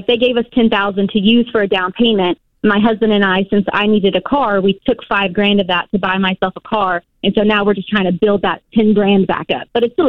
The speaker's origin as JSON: {"language": "English", "town": "Nashville", "region": "Tennessee", "country": "United States", "tie": "born or raised there", "moved": "yes", "lives_now": "Washington, United States", "said": "we're now working full-time here in Washington. I'm actually born and raised in Nashville, so we're moving down there so I can be closer to my family."}